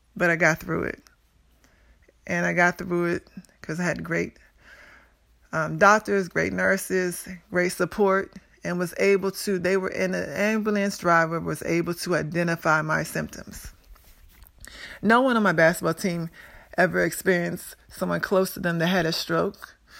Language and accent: English; Prince George's County, Maryland, United States; also born or lived in Pittsburgh; I grew up in Prince George's County, Maryland, where I attended Central High School